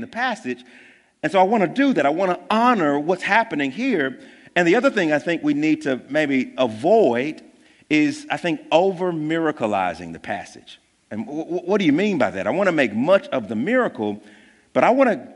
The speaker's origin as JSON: {"language": "English", "town": "Jackson", "region": "Mississippi", "country": "United States", "tie": "born or raised there", "said": "we live in Jackson, and I'm from Jackson, born and raised here."}